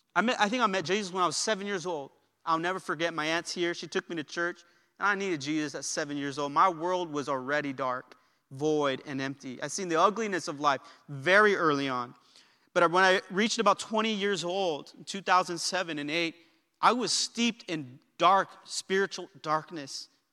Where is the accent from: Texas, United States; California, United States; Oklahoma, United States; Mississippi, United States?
California, United States; South El Monte; where I was born in South El Monte, Greater South El Monte Hospital